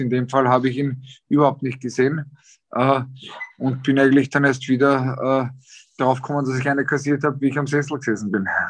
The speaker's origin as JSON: {"language": "German", "country": "Austria", "said": "bei uns in Österreich"}